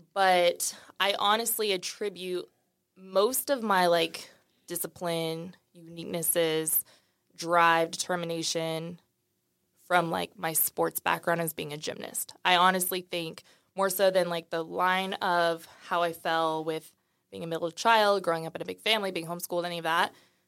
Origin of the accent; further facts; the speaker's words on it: Dallas, Texas, United States; also born or lived in St. Louis; So I was born in St. Louis, raised in Dallas.